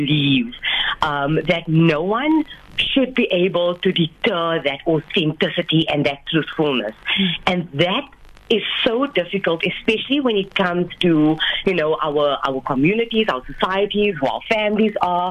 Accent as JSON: {"language": "English", "town": "George", "region": "Western Cape", "country": "South Africa", "tie": "born or raised there", "said": "I'm officially the first Indian female Muslim author from my hometown, George"}